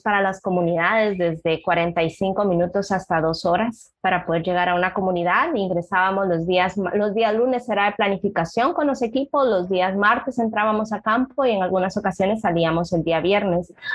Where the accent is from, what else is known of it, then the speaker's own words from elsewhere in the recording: Puerto Barrios, Izabal, Guatemala; also born or lived in Guatemala City; Yo soy originaria de Izabal, nací en Puerto Barrios y pues acá la formación del nivel medio